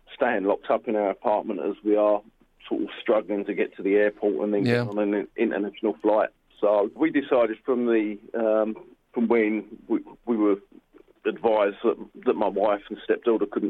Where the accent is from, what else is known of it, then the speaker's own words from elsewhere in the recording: United Kingdom; moved away as an adult; also born or lived in Australia; now in Wuhan, China; I'm British by birth and descent, and then I emigrated to Australia some sort of 19 years ago.